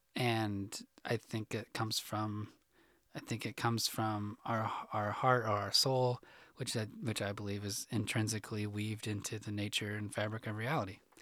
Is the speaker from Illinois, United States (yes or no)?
yes; Illinois, United States; moved away as an adult; now in Arkansas, United States; I grew up in Illinois